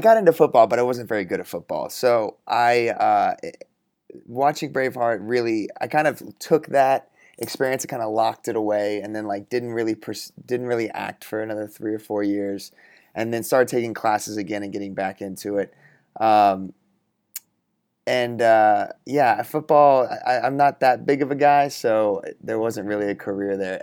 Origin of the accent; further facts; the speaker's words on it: Texas, United States; I grew up in Texas